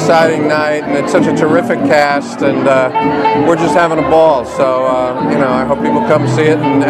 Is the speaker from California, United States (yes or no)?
yes; Los Angeles, California, United States; I'm from Los Angeles